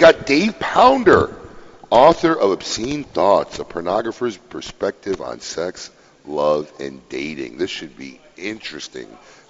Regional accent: Chicago, Illinois, United States; in my hometown of Chicago.

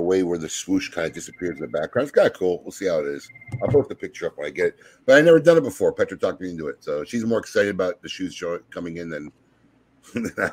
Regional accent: Chicago, Illinois, United States; moved away; I'm from Chicago

